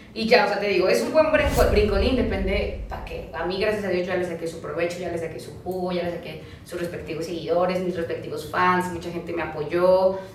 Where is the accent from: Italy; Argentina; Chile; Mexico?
Mexico; Hidalgo; moved away as an adult; now in Mexico City, Mexico; crecí parte de mi infancia en Hidalgo